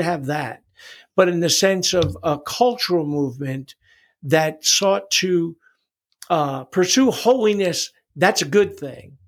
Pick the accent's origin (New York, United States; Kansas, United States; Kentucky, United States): New York, United States; New York City; also born or lived in Long Island; I was born in New York City